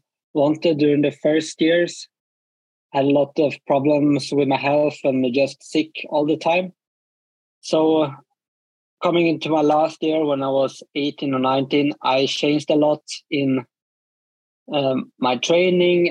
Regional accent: Falun, Dalarna County, Sweden; moved away as an adult; also born or lived in Åre, Sweden; now in Trondheim, Norway; I was born in Falun, Borlänge, like in the middle of Sweden

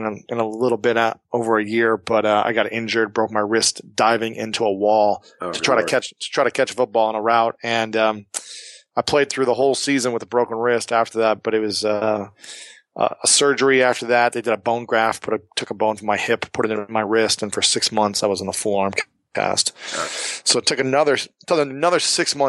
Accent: Ohio, United States; moved away as an adult; also born or lived in New York City; now in Los Angeles, United States; I hail from Ohio, the greatest state in the country.

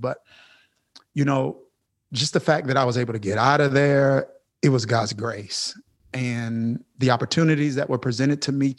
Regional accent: Kilmichael, Mississippi, United States; I come from Kilmichael, Mississippi. And that's a town of 630 something people. My high school graduating class was 30 something people.

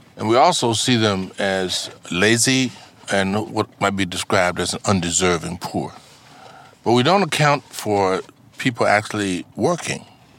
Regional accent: Mississippi, United States; now in New York City, United States; I come from Mississippi.

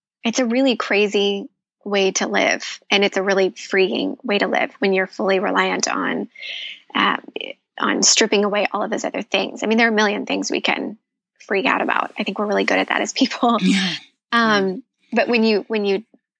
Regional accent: Midwest, United States; I grew up in the Midwest.

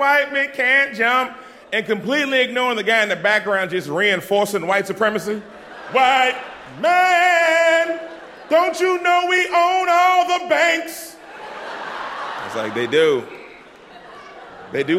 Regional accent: Boston, Massachusetts, United States; I'm from Dorchester, so, like, I grew up in the hood.

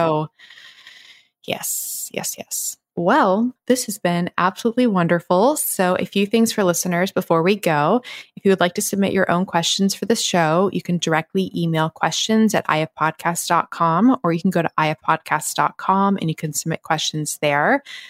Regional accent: the South, United States; growing up in the South, girls, we didn't go to gynecologists.

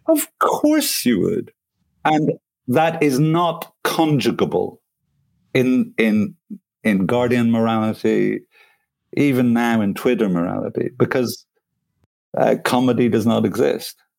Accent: Belfast, Northern Ireland, United Kingdom; now in France; I come from Belfast.

